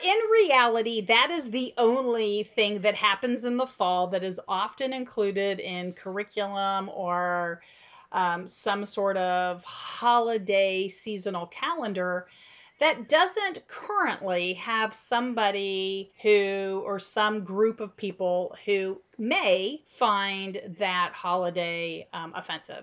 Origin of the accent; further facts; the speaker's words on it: Midwest, United States; now in Central Texas, United States; so I grew up in the Midwest